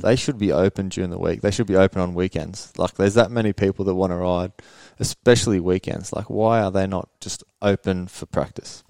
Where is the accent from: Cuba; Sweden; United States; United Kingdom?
Sweden; moved away as an adult; now in Australia; we moved back to Sweden uh, 94